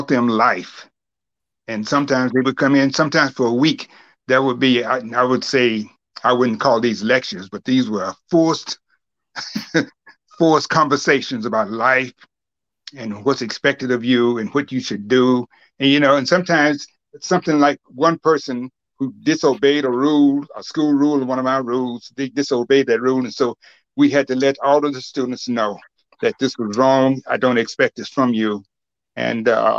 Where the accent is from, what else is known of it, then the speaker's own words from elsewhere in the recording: Alabama, United States; now in Cleveland, United States; I am from Alabama, as you may know, and that's the South.